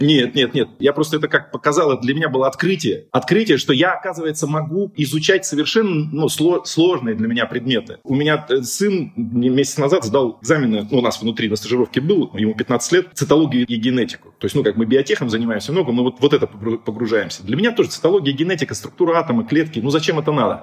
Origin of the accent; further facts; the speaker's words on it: Siberia, Russia; Я сформировался как личность в академгородке там, и, и прочее. Ну, я сибиряк, как сибиряком себя ощущаю.